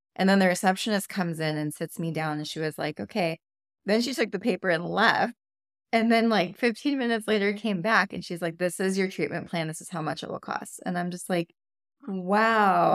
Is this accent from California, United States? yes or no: yes; California, United States; moved away; I'm from California. I feel like we're just a little bit more health conscious over there.